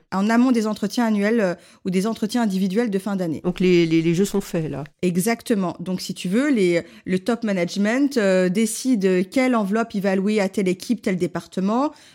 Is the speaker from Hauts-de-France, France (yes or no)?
no; Lyon, Auvergne-Rhône-Alpes, France; je suis lyonnaise